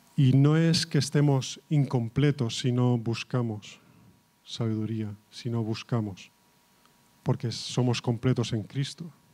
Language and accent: Spanish; Catalonia, Spain; yo soy de, catalán